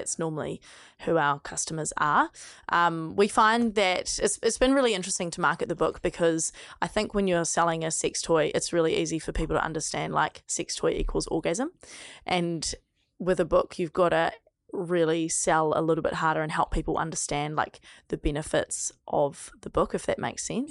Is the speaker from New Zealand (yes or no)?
yes; New Zealand; accent: New Zealand; my New Zealand accent